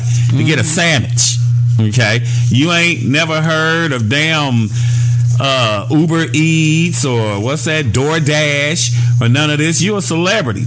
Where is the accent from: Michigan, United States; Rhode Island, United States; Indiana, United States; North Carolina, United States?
Indiana, United States; Gary; I'm from Gary, Indiana, 25 minutes from downtown Chicago